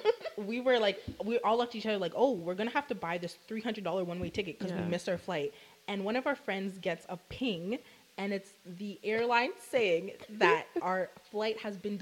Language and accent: English; Jamaica; And we're all Jamaican.